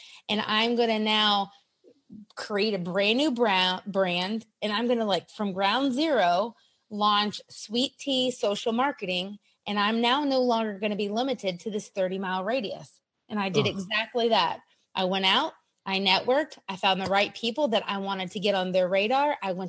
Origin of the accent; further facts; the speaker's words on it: South Carolina, United States; also born or lived in Europe; We were a military family. We lived all over America, Europe. Back now I'm in South Carolina in my hometown.